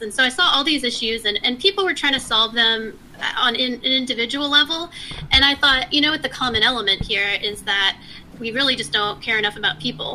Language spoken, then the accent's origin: English; Texas, United States; moved away as an adult; also born or lived in Palo Alto, California / Bay Area, California; now in San Diego, United States; we moved to Texas. So I grew up most of my life, most of my early life in Texas